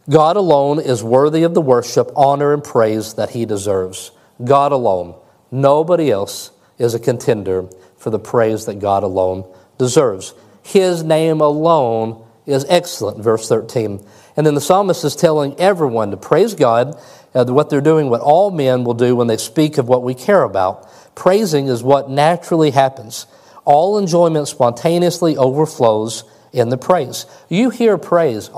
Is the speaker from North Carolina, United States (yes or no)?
no; Kentucky, United States; I'm from Kentucky